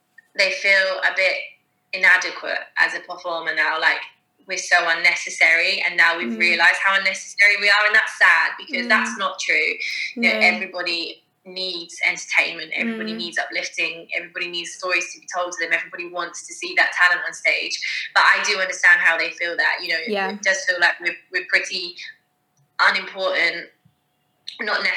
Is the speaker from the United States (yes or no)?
no; Basingstoke, South East England, United Kingdom; also born or lived in Manchester; I grew up in Basingstoke, bit rough and ready kind of town